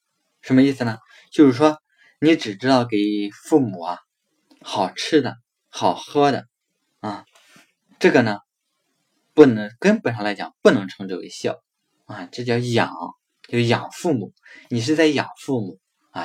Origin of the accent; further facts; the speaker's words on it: China; 所以我们中国人为什么要祭祀祖宗